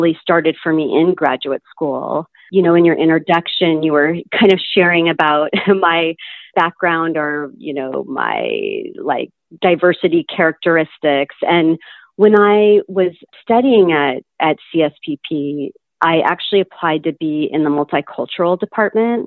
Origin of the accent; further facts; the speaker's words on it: Irvine, California, United States; I grew up in Irvine, was there my whole life